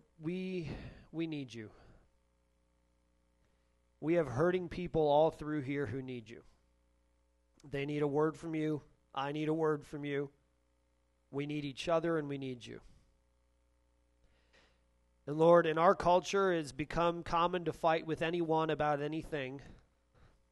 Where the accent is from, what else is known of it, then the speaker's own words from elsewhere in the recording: Michigan, United States; now in Columbus, United States; I'm from Michigan